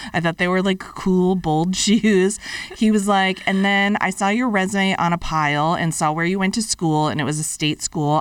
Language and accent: English; Fitchburg, Massachusetts, United States; moved away as an adult; my college, Fitchburg State College, in my hometown